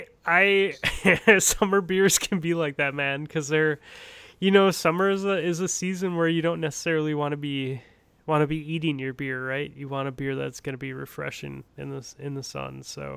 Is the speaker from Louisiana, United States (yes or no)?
no; Minnesota, United States; I'm from Minnesota.